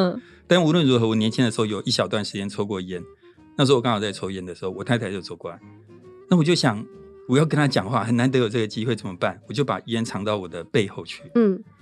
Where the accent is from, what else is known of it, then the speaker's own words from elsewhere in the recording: Taiwan; 我们台湾人发音乐不会有，比较少那种鼻音